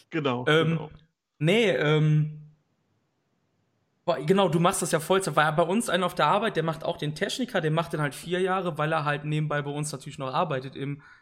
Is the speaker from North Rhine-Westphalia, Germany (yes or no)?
yes; Cologne, North Rhine-Westphalia, Germany; ich bin aus Köln und da ist natürlich jetzt Ausnahmezustand seit Donnerstag, weil es ist Karneval, der faste Lorwind, wie wir in Köln sagen.